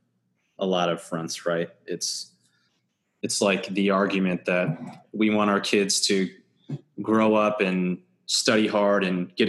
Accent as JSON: {"language": "English", "town": "Red Creek", "region": "New York", "country": "United States", "tie": "born or raised there", "said": "growing up in Red Creek"}